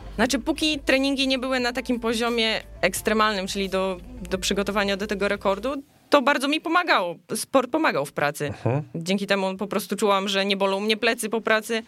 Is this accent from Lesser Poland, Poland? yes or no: no; Suwałki, Podlaskie Voivodeship, Poland; moved away as an adult; also born or lived in Białystok; now in Silesia, Poland; urodziłam się w Suwałkach, studiowałam w Białymstoku